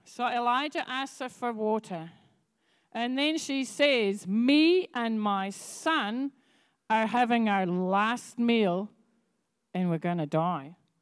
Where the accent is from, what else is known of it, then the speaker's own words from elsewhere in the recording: Scotland, United Kingdom; now in New Zealand; I come from Scotland. I'm used to snow, I'm used to black ice